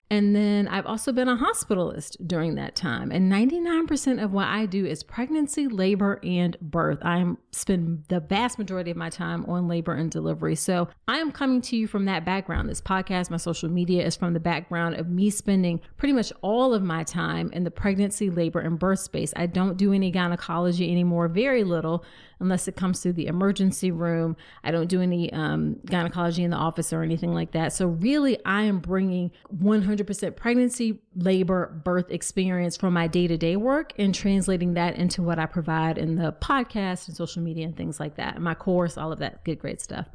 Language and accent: English; Virginia, United States; that's in my home state in Vir, of Virginia